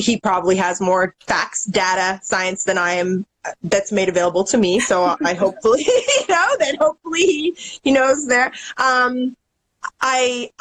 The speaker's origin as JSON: {"language": "English", "country": "Canada", "said": "I'm Canadian"}